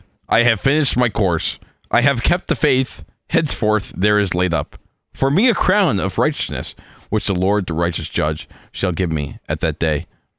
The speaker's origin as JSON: {"language": "English", "town": "Albany", "region": "New York", "country": "United States", "said": "I'm from Albany."}